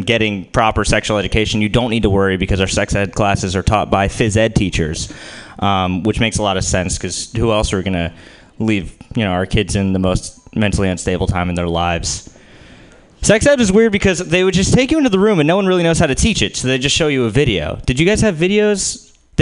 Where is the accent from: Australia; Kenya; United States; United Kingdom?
United States; New Jersey; I'm Jewish and I'm from New Jersey